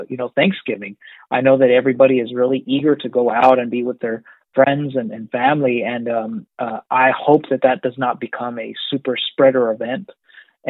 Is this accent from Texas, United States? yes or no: yes; Amarillo, Texas, United States; I was born and raised in Amarillo, where I lived all of my life